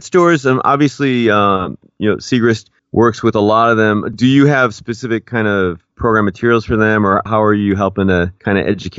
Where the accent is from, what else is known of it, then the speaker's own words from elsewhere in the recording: Chicago, Illinois, United States; I was inspired being from Chicago, you know, trips to the Shedd Aquarium